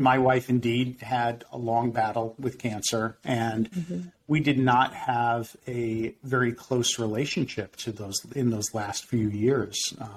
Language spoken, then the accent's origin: English; Winter Park, Florida, United States; a private practice in my hometown of Winter Park, Florida